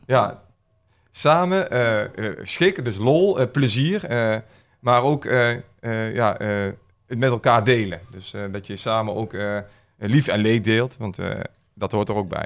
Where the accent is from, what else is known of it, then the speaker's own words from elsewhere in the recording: Schaijk, North Brabant, Netherlands; geboren en getogen in Schaik